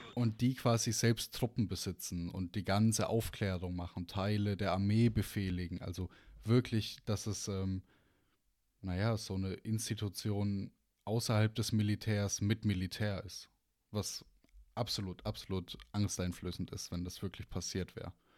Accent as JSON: {"language": "German", "country": "Germany", "said": "als deutscher Staatsbürger"}